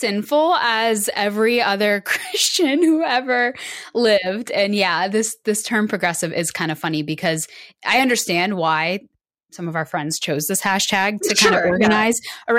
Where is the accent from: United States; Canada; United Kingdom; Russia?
United Kingdom; Yes. Yeah, we're so British.